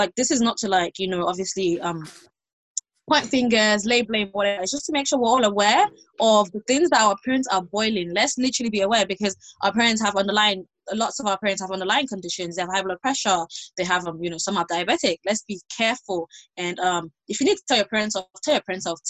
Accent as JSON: {"language": "English", "country": "Nigeria", "said": "we're Nigerian"}